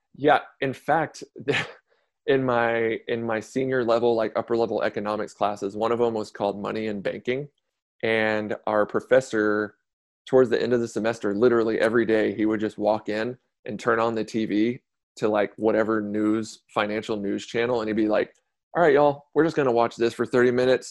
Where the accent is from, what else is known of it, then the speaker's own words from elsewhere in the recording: Conroe, Texas, United States; also born or lived in Beaumont, Texas; originally from Beaumont, Texas, like Southeast Texas, moved here to Conroe when I was about ten, so just north of Houston.